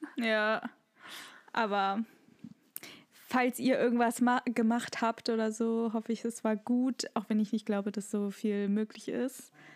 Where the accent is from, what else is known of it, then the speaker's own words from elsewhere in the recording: Germany; bei uns in Deutschland